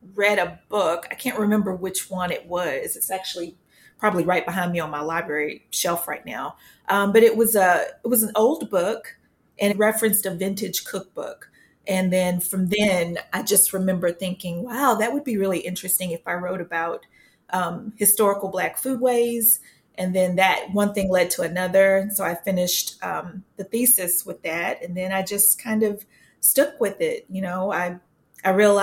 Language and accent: English; Sherman, Texas, United States; I grew up in Sherman, Texas, born and raised up near the Red River